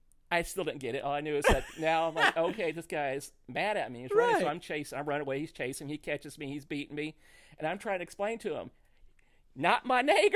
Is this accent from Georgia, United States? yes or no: no; Missouri, United States; accent: twang; I grew up in Missouri